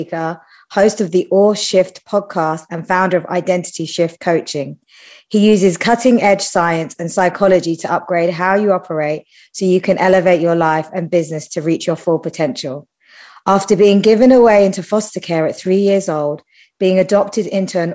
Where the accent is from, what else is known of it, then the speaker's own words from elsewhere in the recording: United Kingdom; I'm British